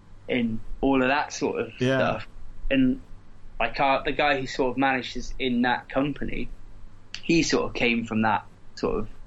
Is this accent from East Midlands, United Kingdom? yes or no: yes; Corby, East Midlands, United Kingdom; we come from Corby